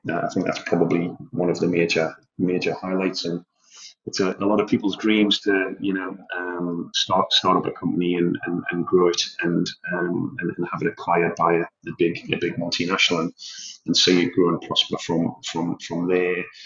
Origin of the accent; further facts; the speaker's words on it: Newcastle upon Tyne, North East England, United Kingdom; moved away as an adult; now in Australia; I'm a lad from Newcastle in the northeast of England. I haven't lived there for over 20 years, and now I'm living on the other side of the world, and I'm a very proud Geordie